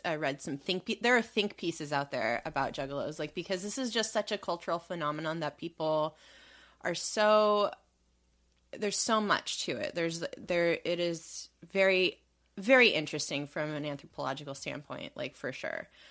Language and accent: English; Southern California, United States; we grew up in Southern California